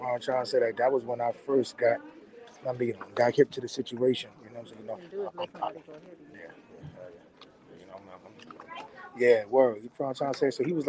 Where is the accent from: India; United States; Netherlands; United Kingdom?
United States; New York City, New York; I'm from the Bronx.